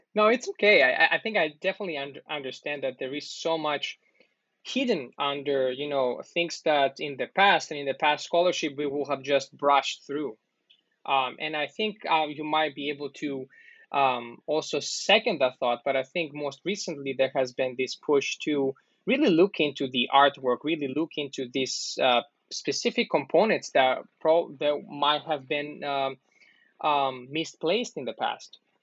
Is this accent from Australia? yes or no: no; Greece; I'm also from Greece